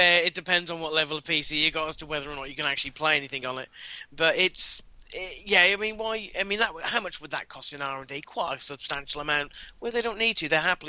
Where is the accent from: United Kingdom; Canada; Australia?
United Kingdom; England; I'm English, you know.